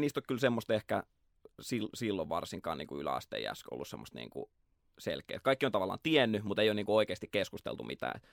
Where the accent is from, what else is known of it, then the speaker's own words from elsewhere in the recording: Nurmijärvi, Uusimaa, Finland; Mä oon Nurmijärveltä, Klaukkalasta, Landelta